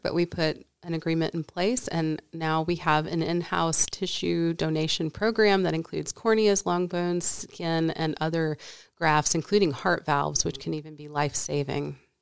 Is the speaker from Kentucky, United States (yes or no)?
yes; Paducah, Kentucky, United States; moved away as an adult; also born or lived in East Coast; now in Nevada, United States; I was born and raised in Kentucky in a small town at the western edge of the state called Paducah